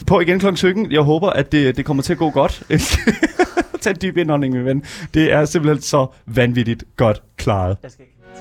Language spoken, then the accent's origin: Danish; Horsens, Central Denmark Region, Denmark; jeg er også fra Horsens